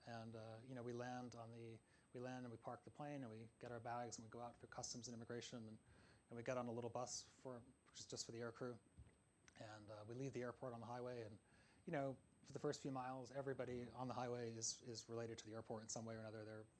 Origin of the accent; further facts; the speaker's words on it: Pittsfield, Massachusetts, United States; moved away; I often fly over my hometown, which is Pittsfield, the small city in western Massachusetts that features in the book as well.